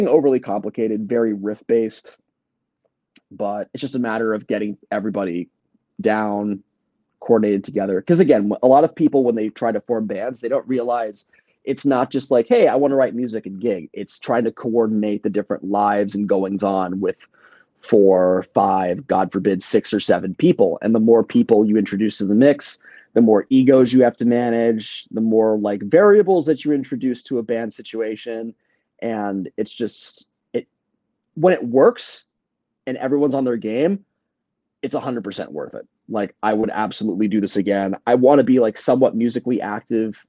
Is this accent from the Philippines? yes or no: no; Northern Virginia, United States; moved away as an adult; now in New York City, United States; someone who like was born and raised in Virginia my whole life. Northern Virginia